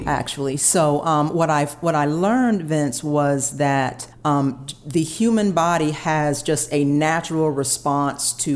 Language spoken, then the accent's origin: English; Atlanta, Georgia, United States; growing up in Atlanta